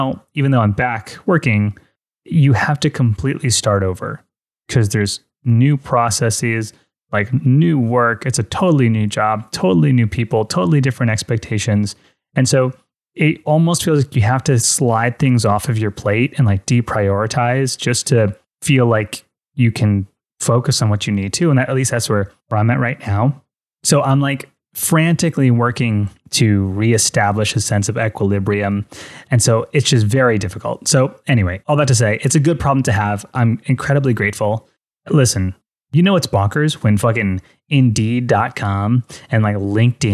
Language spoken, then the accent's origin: English; Fort Lauderdale, Florida, United States; I'm from Fort Lauderdale